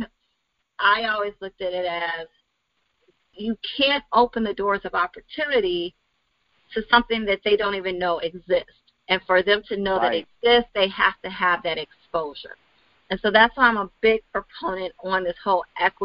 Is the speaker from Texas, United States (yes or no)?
no; Chicago, Illinois, United States; also born or lived in Wisconsin